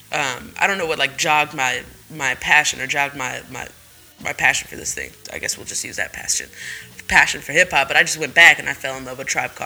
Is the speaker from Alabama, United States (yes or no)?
no; the Bay Area, California, United States; we're from the Bay